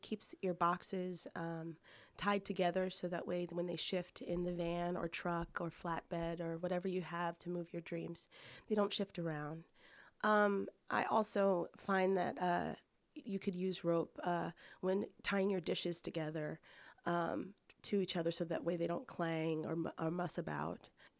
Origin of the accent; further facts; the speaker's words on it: Sicklerville, New Jersey, United States; I was born on the East Coast in a little town called Sicklerville in New Jersey, and grew up there, had a life there, and decided that that moving was going to be my life's mission, and I decided to pack everything up and head west.